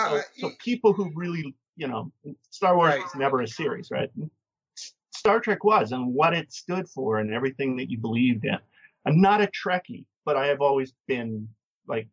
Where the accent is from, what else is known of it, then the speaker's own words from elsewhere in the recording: Canada; And I'm a Canadian